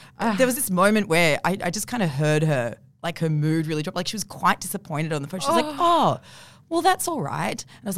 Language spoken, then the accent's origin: English; Forbes, New South Wales, Australia; I'm from Forbes initially.